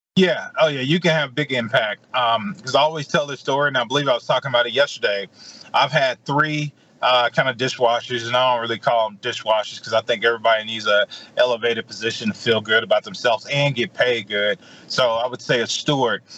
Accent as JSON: {"language": "English", "town": "Edwards", "region": "Mississippi", "country": "United States", "tie": "born or raised there", "also_born_or_lived": "Jackson, Mississippi / Anchorage, Alaska", "said": "I'm from Edwards, Mississippi. I grew up on the farm."}